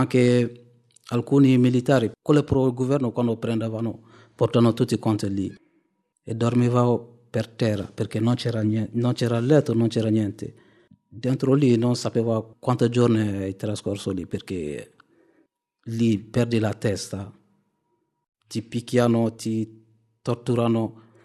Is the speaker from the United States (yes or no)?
no; Mali; moved away as an adult; now in Italy; vengo dal Mali